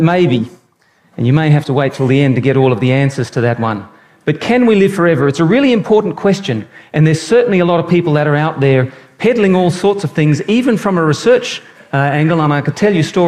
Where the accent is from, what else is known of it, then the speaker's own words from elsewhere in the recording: Brisbane, Queensland, Australia; moved away; also born or lived in New South Wales; I was born in Brisbane